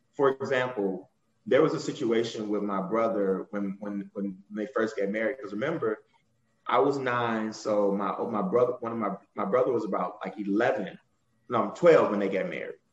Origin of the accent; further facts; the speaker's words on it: Muskegon Heights, Michigan, United States; accent: Southern; we're from Muskegon Heights, Michigan. We, I got a Southern accent. My dad is from Arkansas, and my mom was from Mississippi